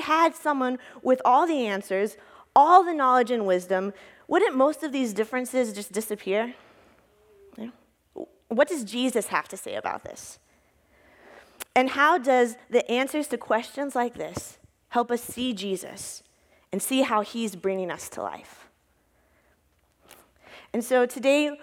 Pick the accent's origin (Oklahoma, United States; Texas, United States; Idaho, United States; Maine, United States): Texas, United States; moved away as an adult; now in Duluth, United States; I grew up in Texas and then moved to Duluth in 2014